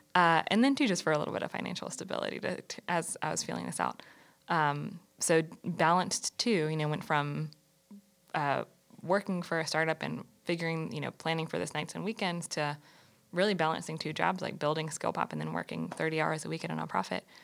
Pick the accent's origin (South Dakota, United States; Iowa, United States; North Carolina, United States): North Carolina, United States; Greensboro; I'm born and raised in North Carolina, not in Charlotte, but I grew up in Greensboro, right down the road.